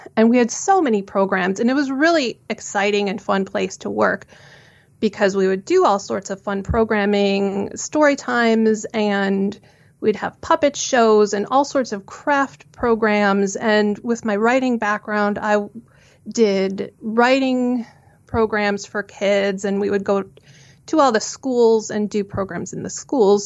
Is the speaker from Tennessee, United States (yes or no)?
no; suburbs of Chicago, Illinois, United States; I grew up in the suburbs of Chicago